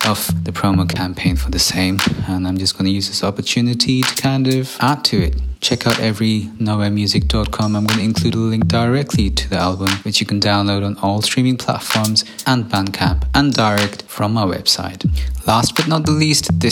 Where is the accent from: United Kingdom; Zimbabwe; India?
India; my time growing up in India